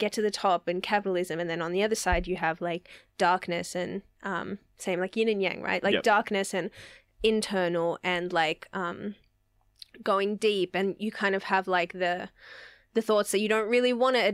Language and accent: English; Sydney, New South Wales, Australia; my experience of growing up in the West was like multiculturalism, family, community